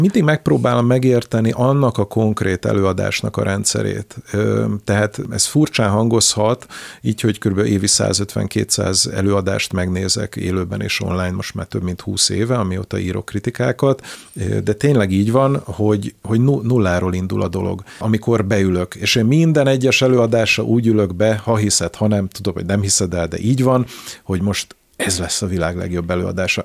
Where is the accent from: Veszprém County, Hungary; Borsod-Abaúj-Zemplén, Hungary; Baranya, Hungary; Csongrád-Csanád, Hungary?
Csongrád-Csanád, Hungary; Szeged; also born or lived in Budapest; Én Szegedi vagyok, ma is javarészt, ö, ott élek